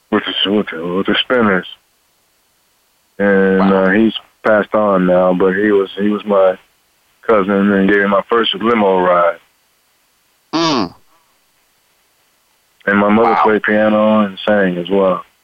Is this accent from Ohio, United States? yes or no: yes; Cincinnati, Ohio, United States; I was born in Cincinnati, Ohio. Right, And uh, grew up there.